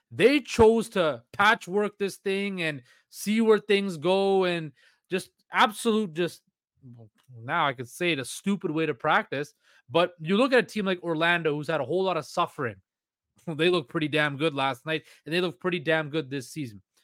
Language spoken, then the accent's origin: English; Canada; as a Canadian